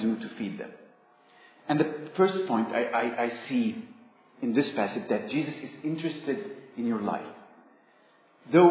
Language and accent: English; Egypt; moved away; I come from Egypt. And it might be a bit strange for you that an Egyptian student is preaching